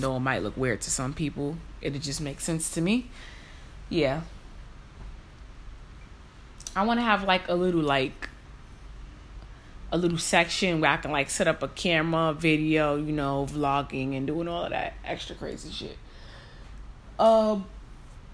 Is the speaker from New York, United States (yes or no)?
yes; New York City, New York, United States; I was born and raised in New York.